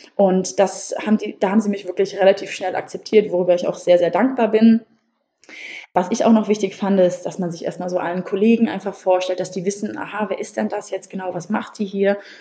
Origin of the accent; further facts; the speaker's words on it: Wiesbaden, Hesse, Germany; Ich komme aus Wiesbaden